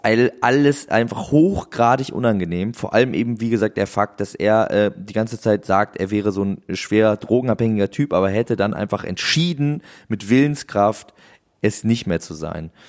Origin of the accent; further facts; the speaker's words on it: Husum, Schleswig-Holstein, Germany; moved away; damals bei uns in Husum